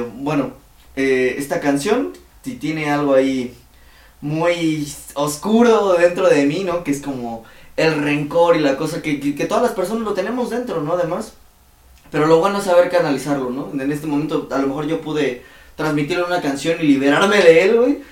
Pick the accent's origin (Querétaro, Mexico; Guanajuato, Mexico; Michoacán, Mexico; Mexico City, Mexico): Mexico City, Mexico; ¿de dónde vienes de la ciudad?